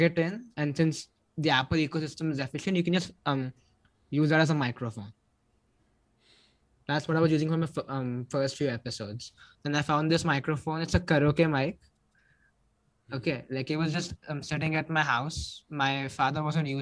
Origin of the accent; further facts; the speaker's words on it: India; I'm from India.